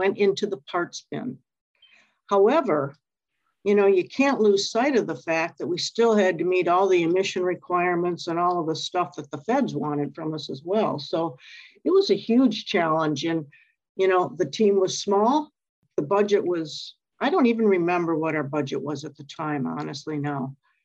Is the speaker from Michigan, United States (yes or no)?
yes; Dearborn, Michigan, United States; now in Wyoming, United States; I was born and raised in Dearborn, and I used to look out my window at Ford and see my high school